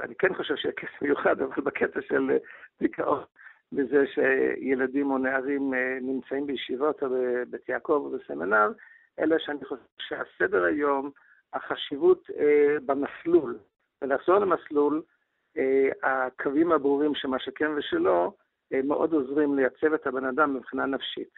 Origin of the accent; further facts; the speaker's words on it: United States; moved away; also born or lived in Israel; אני גדלתי בארצות הברית